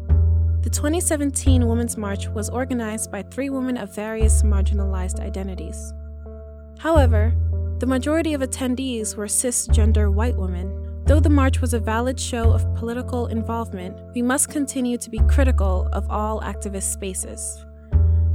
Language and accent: English; United States; I'm Togolese-American